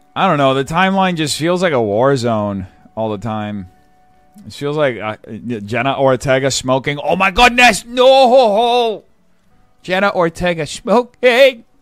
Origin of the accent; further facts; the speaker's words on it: São Paulo, Brazil; moved away; Sao Paulo Fashion Week is like the New York Fashion Week for my hometown